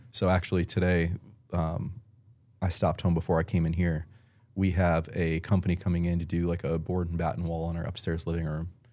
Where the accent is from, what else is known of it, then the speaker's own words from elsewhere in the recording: Elma, New York, United States; moved away as an adult; also born or lived in Buffalo, New York / tri-state area; now in Tampa, United States; I grew up in Buffalo, New York, um, small town, Elma, New York.